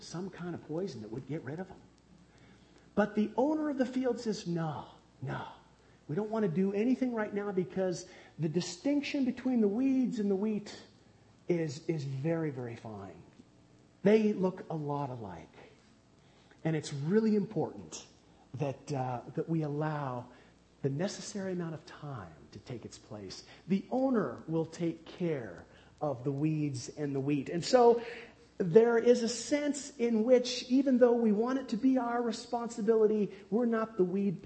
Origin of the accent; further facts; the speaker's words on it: United States; growing up near the Bonneville Dam on the Columbia River